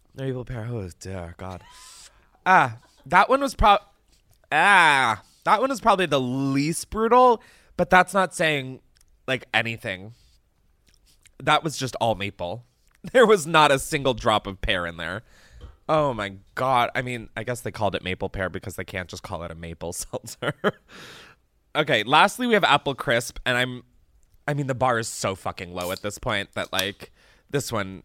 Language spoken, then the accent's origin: English; East Coast, United States; moved away; I grew up on the East Coast where apple picking was, like, something I did